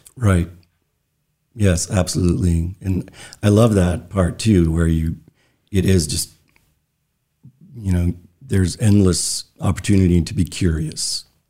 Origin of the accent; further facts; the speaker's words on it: Brooks, Maine, United States; also born or lived in Brunswick, Maine / Freeport, Maine; by the time I started school, we moved to Brooks, Maine, which is tiny little town on the Moosehead Trail north of Belfast. Uh, so that's where I grew up